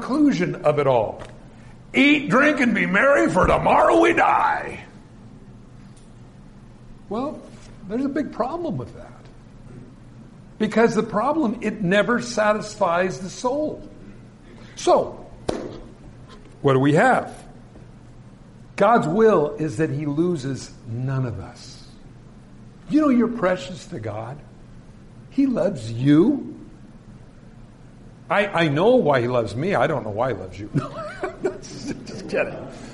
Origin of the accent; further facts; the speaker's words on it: California, United States; I was from California.